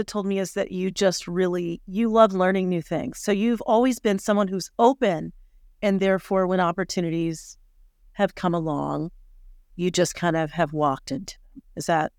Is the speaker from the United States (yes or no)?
yes; Colorado, United States; We grew up together in Colorado